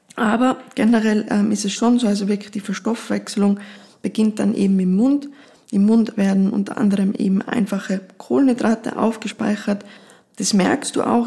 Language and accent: German; Austria; bei uns in Österreich